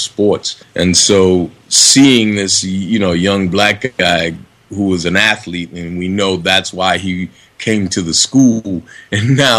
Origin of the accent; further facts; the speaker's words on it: Boston, Massachusetts, United States; moved away; also born or lived in Harlem, New York / Los Angeles; I'm from the ghetto. I grew up in Roxbury in Boston, Massachusetts, and then moved to Harlem, New York